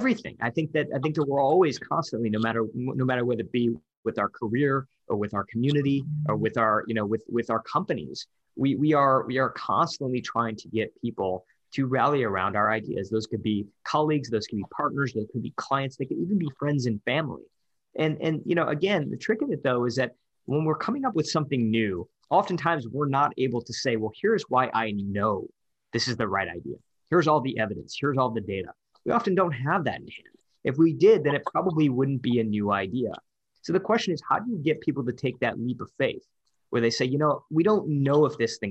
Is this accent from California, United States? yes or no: no; Detroit, Michigan, United States; I'm from Detroit.